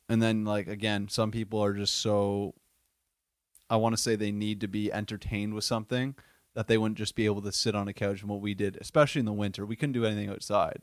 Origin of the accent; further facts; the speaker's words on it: Windsor, Ontario, Canada; moved away as an adult; also born or lived in Buffalo, New York; I am from the Wynn City, Windsor, Ontario, um, s, most southern point of Canada